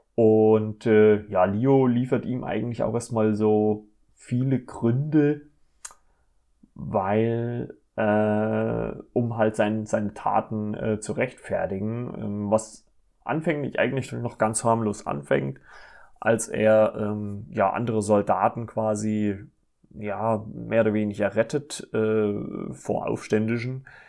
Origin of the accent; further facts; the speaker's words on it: Germany; hier bei uns in Deutschland